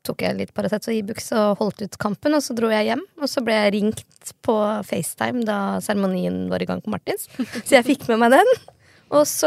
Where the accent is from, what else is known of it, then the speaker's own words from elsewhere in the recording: Skjetten, Akershus, Norway; Jeg er fra Skjetten